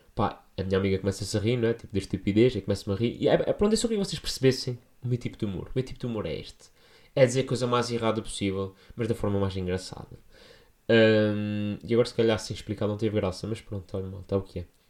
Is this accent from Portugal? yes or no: yes; São Miguel, Azores, Portugal; now in Lisbon, Portugal; estou a falar da minha gente, estou a falar da minha terra